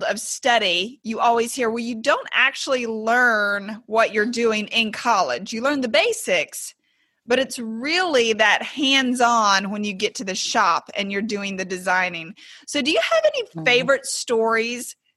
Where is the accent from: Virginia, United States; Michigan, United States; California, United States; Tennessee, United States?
Tennessee, United States; East; moved away as an adult; also born or lived in Mississippi; I came from East Tennessee. I was an out-of-state resident coming